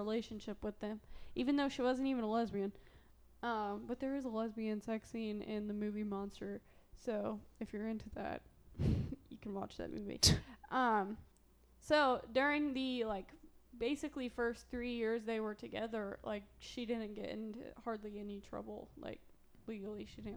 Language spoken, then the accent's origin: English; Southern Illinois, United States; accent: Southern Illinois; my Southern Illinois accent